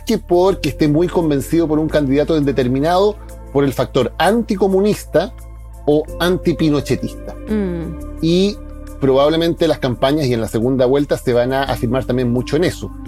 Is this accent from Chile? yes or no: yes; Chile; Soy periodista chileno